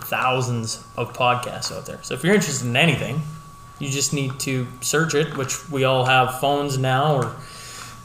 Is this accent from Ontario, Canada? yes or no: no; Hillmont, Saskatchewan, Canada; moved away as an adult; now in Lloydminster, Canada; I was born and raised in Hillmont, Saskatchewan, which most of you know is just northeast of Lloydminster